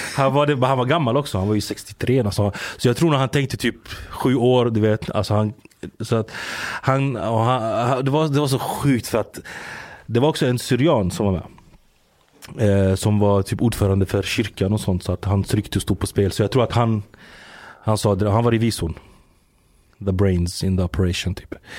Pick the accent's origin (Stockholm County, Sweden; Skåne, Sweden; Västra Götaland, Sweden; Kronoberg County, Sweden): Kronoberg County, Sweden; Växjö; also born or lived in Giza, Egypt; där jag är uppväxt i, i Växjö